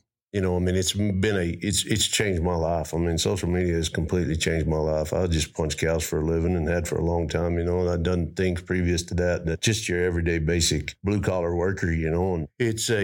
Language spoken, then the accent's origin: English; Roby, Texas, United States; I grew up in Roby, Texas.